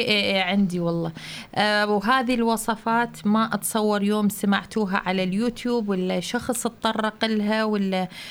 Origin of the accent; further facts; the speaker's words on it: Iraq; moved away as an adult; now in Germany; من العراق